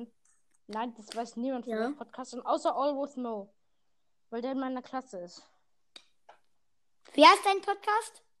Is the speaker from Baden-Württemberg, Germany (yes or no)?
yes; Baden-Württemberg, Germany; ich, ich komme aus Baden-Württemberg. Mehr darf ich nicht sagen.